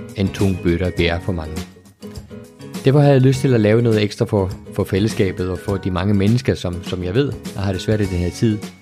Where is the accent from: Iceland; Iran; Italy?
Iceland; jeg er opvokset i Island